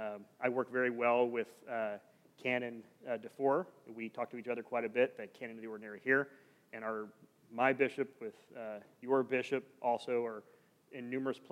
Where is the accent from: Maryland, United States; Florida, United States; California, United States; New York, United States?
Florida, United States; Sarasota; also born or lived in Seattle; now in Orlando, United States; I'm originally from Sarasota, Florida. So I'm a Florida West Coast boy